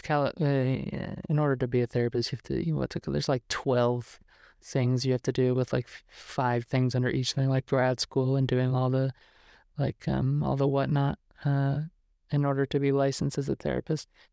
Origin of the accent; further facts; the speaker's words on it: New York, United States; now in Los Angeles, United States; I'm from New York.